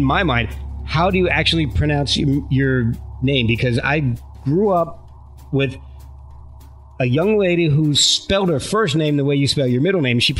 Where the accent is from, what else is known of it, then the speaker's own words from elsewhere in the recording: United States; I'm American.